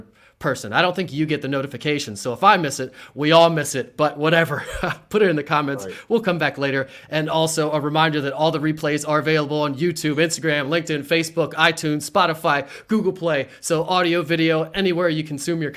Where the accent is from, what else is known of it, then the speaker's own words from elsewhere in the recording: Mechanicsburg, Pennsylvania, United States; also born or lived in Williamsport, Pennsylvania; I grew up on the Hill, went to Mechanicsburg High School, go Wildcats, went up to Penn College of Technology in Williamsport, and have been back here ever since